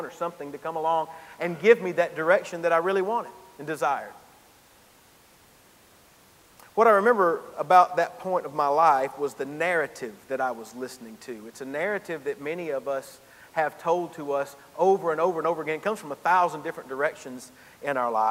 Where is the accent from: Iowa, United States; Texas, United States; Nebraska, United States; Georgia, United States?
Georgia, United States; Gainesville; moved back to my hometown in Gainesville, Georgia